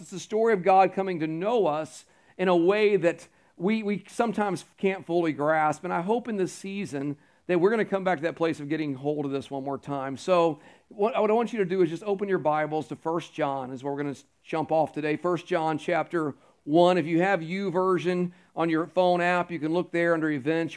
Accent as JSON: {"language": "English", "town": "Houston", "region": "Texas", "country": "United States", "tie": "born or raised there", "moved": "yes", "lives_now": "Carolina, United States", "said": "I grew up around the Houston area"}